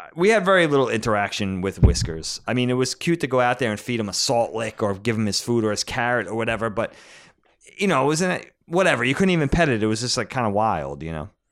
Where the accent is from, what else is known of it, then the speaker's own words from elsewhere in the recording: Medford, New York, United States; also born or lived in Nassau County, New York; growing up in Medford on Long Island when we were little